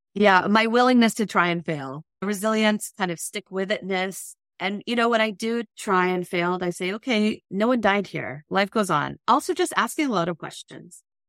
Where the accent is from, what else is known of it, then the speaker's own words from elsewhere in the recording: California, United States; I grew up in California